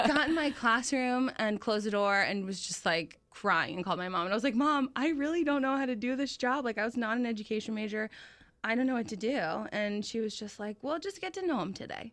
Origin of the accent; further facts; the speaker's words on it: Ocala, Florida, United States; I was born in Ocala. My parents moved